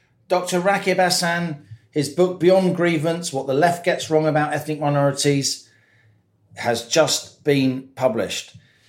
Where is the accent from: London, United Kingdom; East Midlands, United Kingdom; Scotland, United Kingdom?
London, United Kingdom; I grew up in Brent in the 70s and 80s, which then was the most ethnically diverse part of the UK.